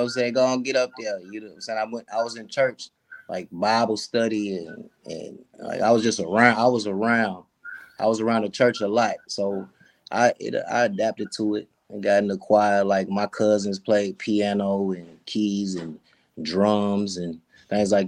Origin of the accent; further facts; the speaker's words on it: Nashville, Tennessee, United States; moved away as an adult; now in Atlanta, United States; I grew up out that way. It's a little bit outside of Nashville